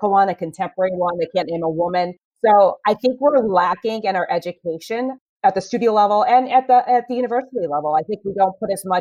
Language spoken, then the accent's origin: English; Manchester, New Hampshire, United States; I am originally from Manchester, New Hampshire. I grew up tapping there, and my parents drove my little brother and myself to Boston as we got older to take classes.